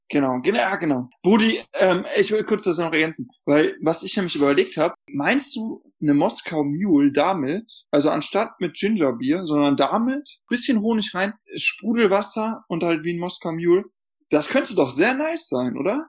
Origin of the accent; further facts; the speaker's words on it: North Rhine-Westphalia, Germany; ich komme halt aus NRW und da wird das sehr viel getrunken